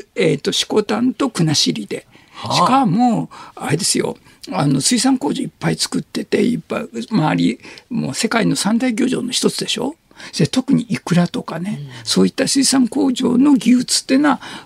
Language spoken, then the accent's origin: Japanese; Shimane, Japan; moved away; 島根で育ってた